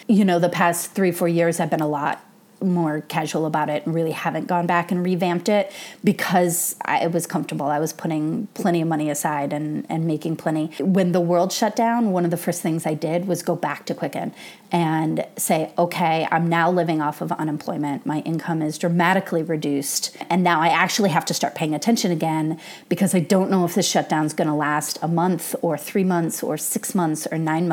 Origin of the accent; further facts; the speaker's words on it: Michigan, United States; moved away as an adult; also born or lived in Colorado; now in Los Angeles, United States; I grew up in Michigan and then did my undergrad in Colorado and then moved out to Los Angeles for grad school.